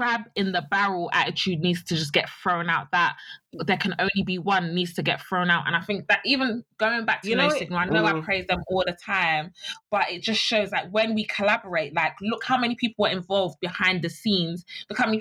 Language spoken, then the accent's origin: English; United Kingdom; we're all British